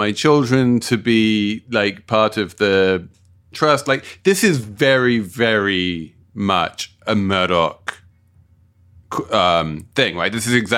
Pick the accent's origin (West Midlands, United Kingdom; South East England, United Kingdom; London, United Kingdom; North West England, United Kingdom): London, United Kingdom; based as they are in my hometown of South London.